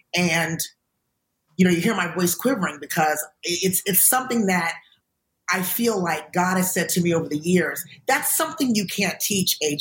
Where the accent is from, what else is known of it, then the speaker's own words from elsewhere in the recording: United States; from being an American